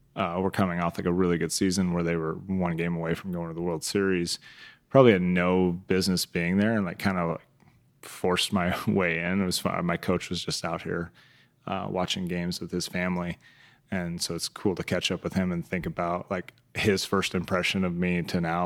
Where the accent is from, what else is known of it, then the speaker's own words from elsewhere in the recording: Council Bluffs, Iowa, United States; moved away; grew up in Council Post, Iowa